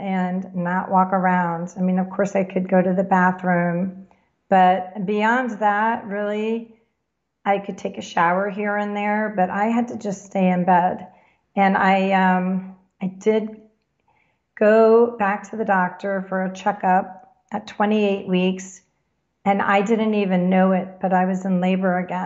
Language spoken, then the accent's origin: English; Florida, United States; moved away; also born or lived in New Jersey; I grew up in Florida going to Disney